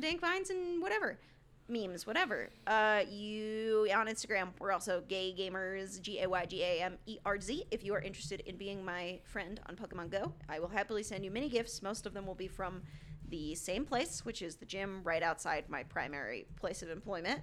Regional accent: United States; I'm an American

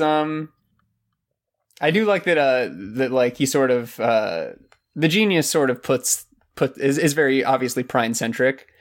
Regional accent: Silver Springs, Florida, United States; in my hometown, we had a, a water park next to Silver Springs, Florida

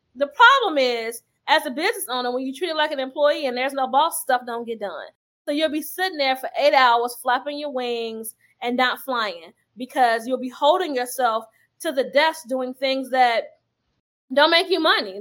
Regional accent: Chicago, Illinois, United States; I'm from Chicago

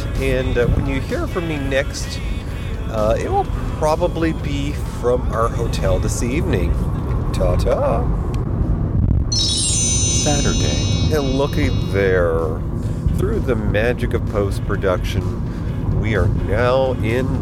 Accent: New York, United States; I grew up in New York

